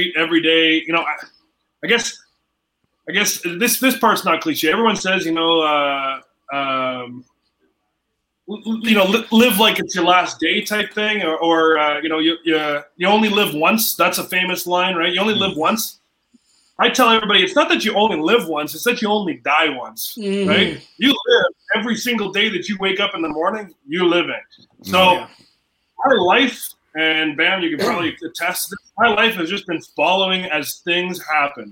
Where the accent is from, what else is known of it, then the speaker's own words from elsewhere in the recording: Ottawa, Ontario, Canada; I grew up in the South End